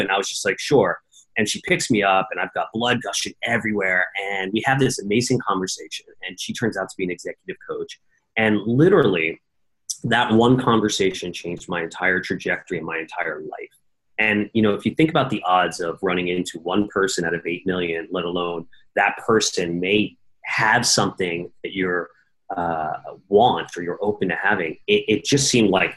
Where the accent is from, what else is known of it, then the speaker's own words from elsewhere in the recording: New York City, New York, United States; I grew up in New York City